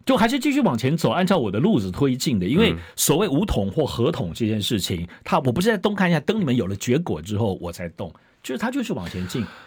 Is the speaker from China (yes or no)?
no; Hualien County, Taiwan; 我是花莲人嘛